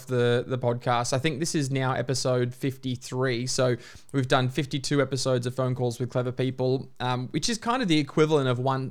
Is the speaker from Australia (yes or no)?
yes; Queensland, Australia; now in Melbourne, Australia; I'm a Queenslander by birth, Melburnian by choice